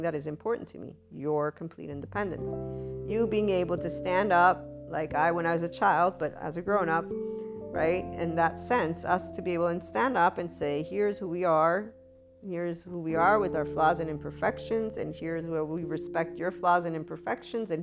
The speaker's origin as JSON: {"language": "English", "country": "United States", "said": "as an American"}